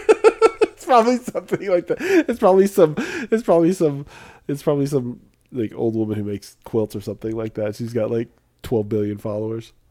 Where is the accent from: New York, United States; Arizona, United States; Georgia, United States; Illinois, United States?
Illinois, United States; I grew up in Illinois where we have a lot of corn